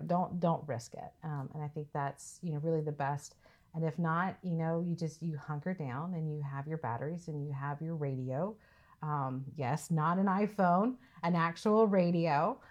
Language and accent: English; the South, United States; so I'm from the South, I'm from that region.